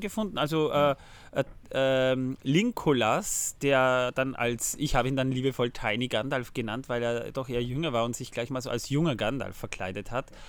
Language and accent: German; Austria; bei uns in Österreich